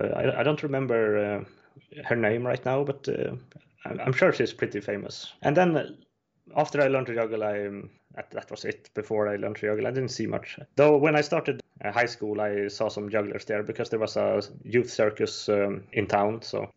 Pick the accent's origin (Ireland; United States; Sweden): Sweden; Östersund, Jämtland; born there; I was born in Östersund in Sweden, 1988.